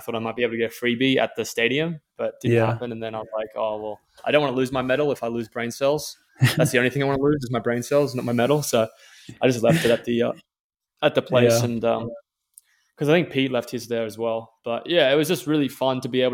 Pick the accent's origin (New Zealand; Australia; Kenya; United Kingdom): Australia; we're Australian